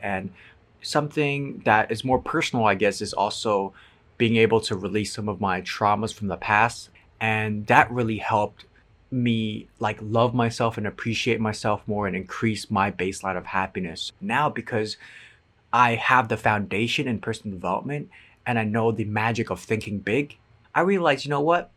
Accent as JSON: {"language": "English", "country": "Macau", "also_born_or_lived": "San Francisco / Edinburgh", "moved": "yes", "said": "I'm from Macau, China"}